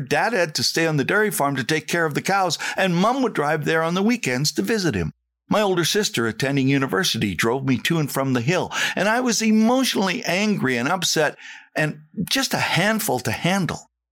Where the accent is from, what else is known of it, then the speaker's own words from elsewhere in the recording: Saskatchewan, Canada; moved away; I was the kid from Saskatchewan